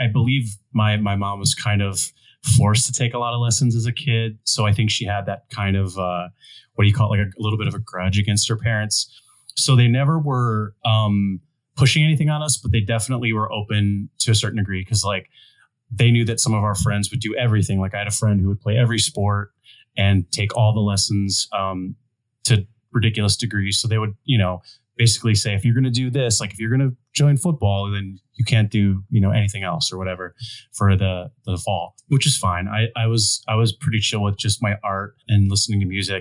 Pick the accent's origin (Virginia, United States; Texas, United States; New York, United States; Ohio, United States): Ohio, United States; moved away; growing up in Ohio